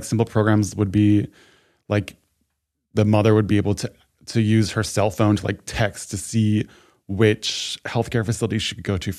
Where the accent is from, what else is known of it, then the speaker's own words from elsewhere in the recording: New York, United States; now in Los Angeles, United States; everyone where I'm from State New York, everyone moves to New York City.